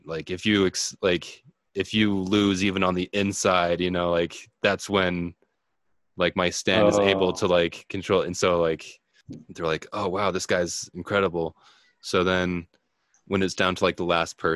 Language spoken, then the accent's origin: English; United States; as an American